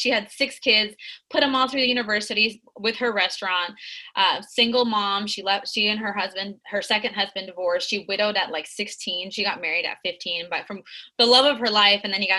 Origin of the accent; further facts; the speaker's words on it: Tijuana, Baja California, Mexico; also born or lived in San Diego, United States / Guadalajara, Mexico; So I spent my life, I was born in San Diego, and I lived in TJ and Tijuana at the border.